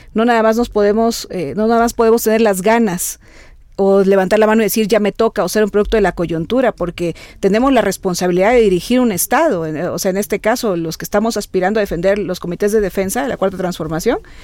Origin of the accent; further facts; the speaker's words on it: Veracruz, Mexico; esta veracruzana, como buena jarocha